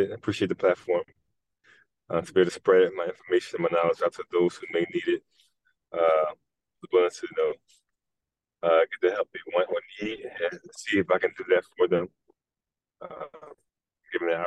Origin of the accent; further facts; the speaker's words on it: Philadelphia, Pennsylvania, United States; also born or lived in North Carolina; moved to Philadelphia when I was probably six months, and we've been in Philadelphia ever since.